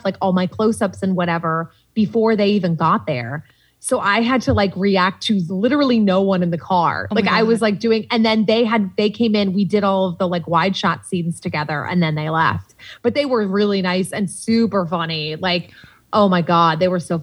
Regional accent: Salisbury, Massachusetts, United States; moved away as an adult; also born or lived in Boston; now in Los Angeles, United States; my hometown of Salisbury, Mass

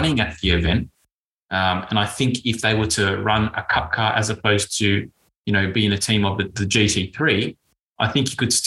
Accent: Australia; as an Australian

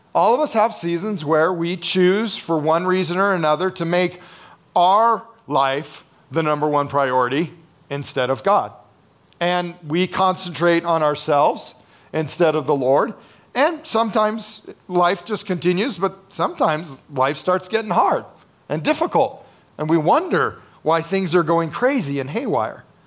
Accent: United States; one of our challenges as Americans

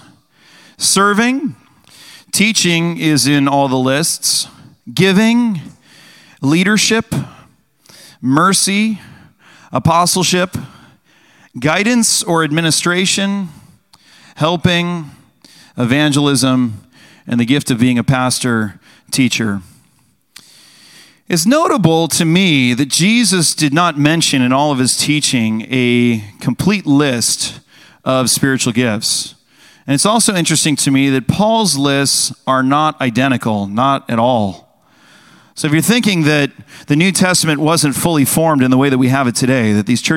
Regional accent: United States; us as Americans

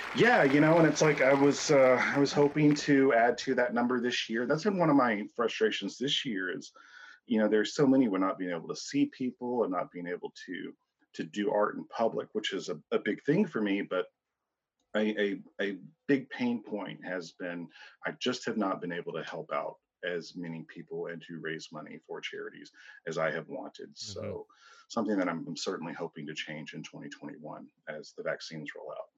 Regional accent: Hope, Arkansas, United States; moved away as an adult; now in St. Louis, United States; born uh, in Hope, Arkansas. Uh, moved to St. Louis in 04

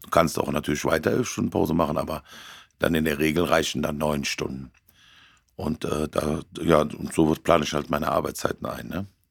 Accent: Cologne area, North Rhine-Westphalia, Germany; hier im Kölner Raum, es ist ganz schlimm, das ist ja meine Heimat.

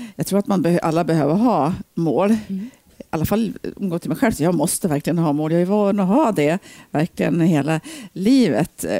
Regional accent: Ullånger, Västernorrland County, Sweden; also born or lived in Bergeforsen, Sundsvall; now in Sundsvall, Sweden; Jag är uppvuxen uppe i Ullången, Höga Kusten.

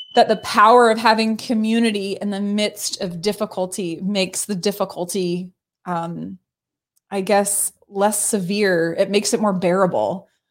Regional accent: Baltimore, Maryland, United States; born and raised in Baltimore

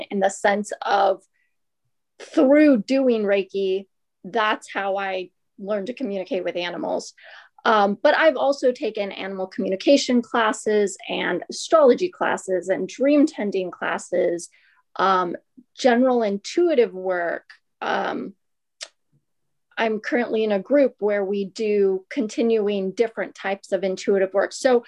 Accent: Ventura, California, United States; I'm from Ventura and most of my life here

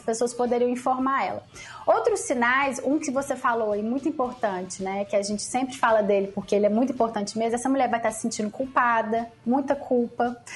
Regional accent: Lavras, Minas Gerais, Brazil; eu sou de Lavras, Minas Gerais, imagina, interior de Minas

